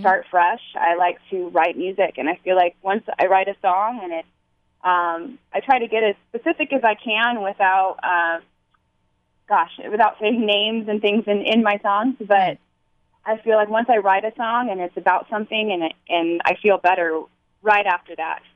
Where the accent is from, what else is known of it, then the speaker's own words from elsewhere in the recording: Dana Point, California, United States; Dana Point, that's my hometown